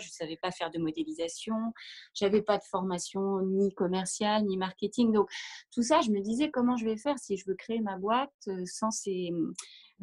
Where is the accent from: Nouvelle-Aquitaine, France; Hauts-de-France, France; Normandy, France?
Normandy, France; moved away as an adult; also born or lived in Paris; je suis originaire de Normandie